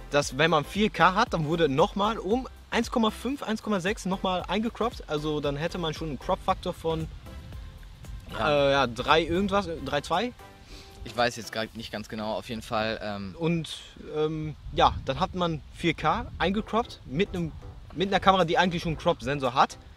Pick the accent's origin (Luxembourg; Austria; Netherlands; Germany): Netherlands; ich bin ja Niederländer, also Führerschein weiß ja nicht.